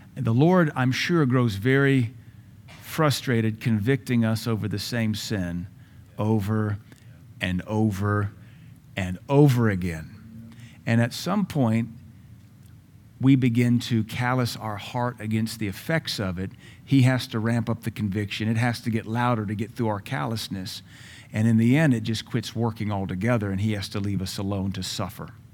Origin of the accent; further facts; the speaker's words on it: United States; As Americans, we are very emotional.